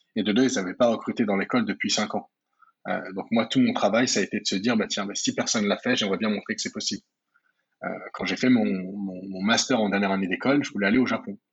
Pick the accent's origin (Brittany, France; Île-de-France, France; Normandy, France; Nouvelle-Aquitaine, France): Île-de-France, France; Val-de-Marne, Paris region; je suis né et j'ai grandi en, en France. Euh, j'ai grandi dans le Val-de-Marne en 94, en région parisienne